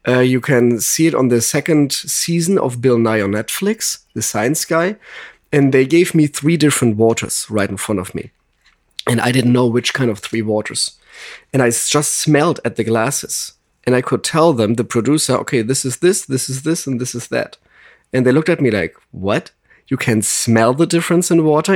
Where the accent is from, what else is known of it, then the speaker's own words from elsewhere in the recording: Germany; accent: German; English is a second language; now in Los Angeles, United States; I'm originally from Germany